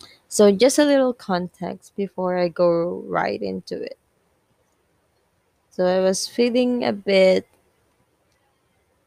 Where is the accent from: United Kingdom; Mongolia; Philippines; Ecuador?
Philippines; English is a second language; I'm Filipino